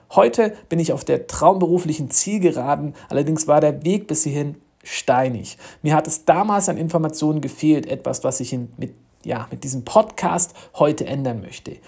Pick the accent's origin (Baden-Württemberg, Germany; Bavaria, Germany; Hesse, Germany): Baden-Württemberg, Germany; Waldenbuch; moved away as an adult; now in Sofia, Bulgaria; Ich komme ursprünglich aus Waldenbuch bei Stuttgart